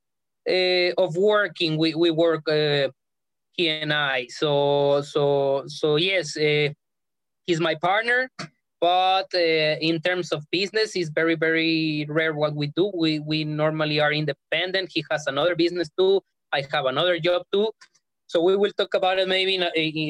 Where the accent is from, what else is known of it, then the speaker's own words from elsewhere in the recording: Ensenada, Baja California, Mexico; moved away as an adult; I was born and raised in Ensenada, Baja California, Mexico